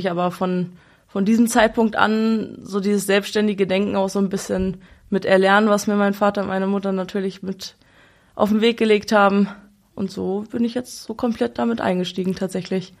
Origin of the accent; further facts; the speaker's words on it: Braunschweig, Lower Saxony, Germany; wir sind hier in Braunschweig immer zur Schule gegangen